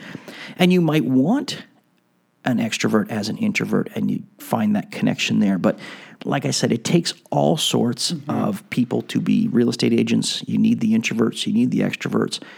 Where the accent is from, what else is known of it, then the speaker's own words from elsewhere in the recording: Montreal, Quebec, Canada; I have a bit of a French background growing up in Montreal, and not that I'm French